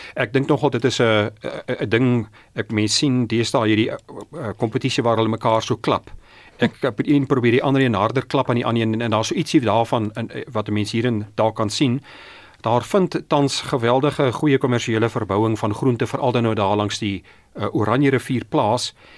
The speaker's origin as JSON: {"language": "Afrikaans", "country": "Namibia", "said": "ons in Namibië"}